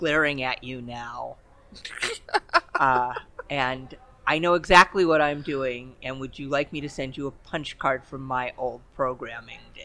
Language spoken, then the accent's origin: English; Los Angeles, California, United States; I grew up in the East Los Angeles computer lab